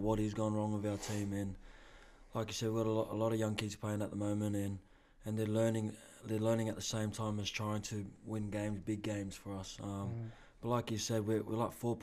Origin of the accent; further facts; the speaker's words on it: Bankstown, New South Wales, Australia; growing up in the Bulldogs area